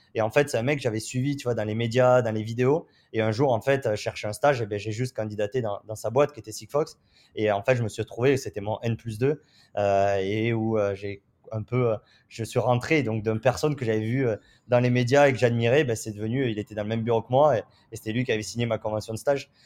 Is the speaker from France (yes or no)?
yes; southern France, France; accent: southern (du sud); moved away as an adult; now in San Francisco, United States; j'ai un accent un, peu du, du sud